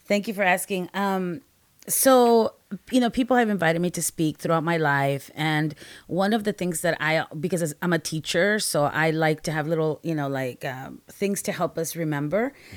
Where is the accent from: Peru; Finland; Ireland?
Peru; also born or lived in Guatemala; now in United States; I'm a Latina, I'm an immigrant from Peru, I lived in Peru, Guatemala, and then we came to the States